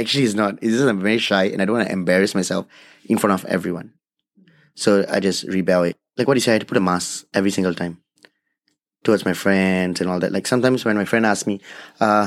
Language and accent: English; Singapore; I'm from Singapore. I'm a local Indian